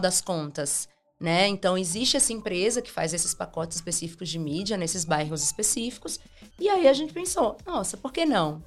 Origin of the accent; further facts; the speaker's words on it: Simão Dias, Sergipe, Brazil; moved away; also born or lived in Aracaju; eu nasci em Aracaju, mas eu fui criado em Simão Dias